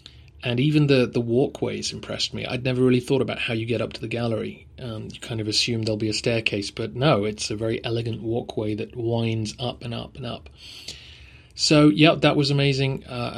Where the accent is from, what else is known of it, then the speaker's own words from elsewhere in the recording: England, United Kingdom; This is partly being English and not being used to the heat